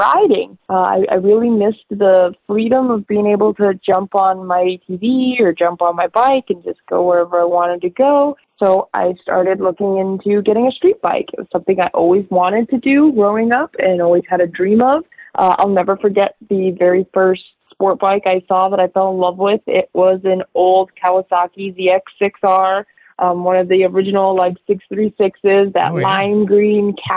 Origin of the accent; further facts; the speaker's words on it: Tucson, Arizona, United States; moved away as an adult; now in San Diego, United States; I was born and raised in Arizona. I never lived anywhere other than Tucson.